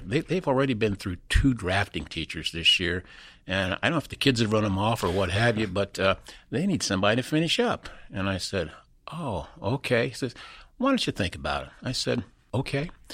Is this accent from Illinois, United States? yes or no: no; Peru, Indiana, United States; moved away as an adult; also born or lived in West Virginia; we migrated, uh, up to Peru, Indiana. And, uh, that's where I went to, uh, basically, uh, most of Catholic grade school and then high school there. But that's where, that, that's where I spent my boyhood days